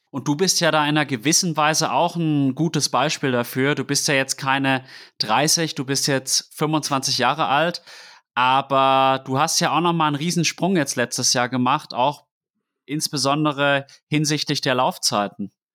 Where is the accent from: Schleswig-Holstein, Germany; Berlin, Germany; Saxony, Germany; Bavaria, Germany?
Bavaria, Germany; Würzburg; ich bin in Würzburg groß geworden